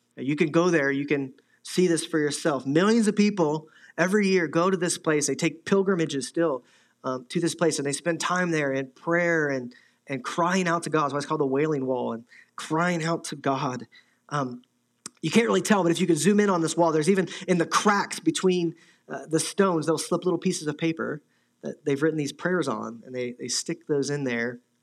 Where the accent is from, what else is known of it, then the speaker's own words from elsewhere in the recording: Midwest, United States; moved away; I'm from the Midwest, I have friends back there